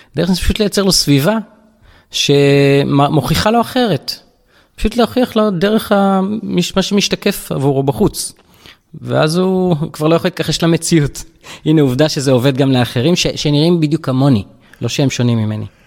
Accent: Tel Aviv-Yafo, Tel Aviv District, Israel; גדלתי ביפו ג'

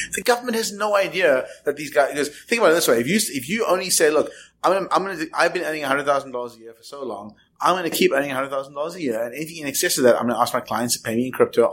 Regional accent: South Africa; I'm from South Africa

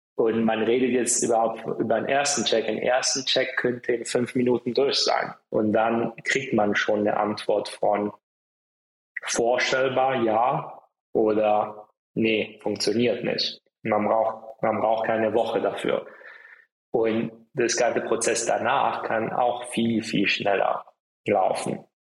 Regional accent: Italy; moved away; ich bin auch in Italien aufgewachsen

